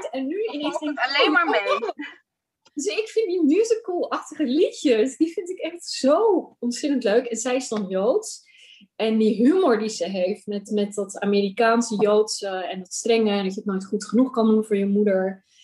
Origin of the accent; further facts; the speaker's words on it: Amsterdam, North Holland, Netherlands; als Amsterdamse, maar ik denk ook gewoon als Nederlandse, dat rituelen steeds minder plek hebben in mijn leven